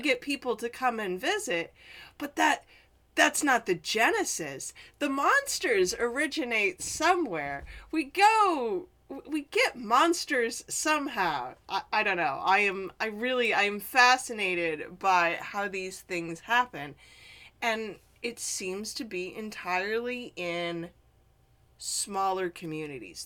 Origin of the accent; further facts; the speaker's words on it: Midwest, United States; I'm from the Midwest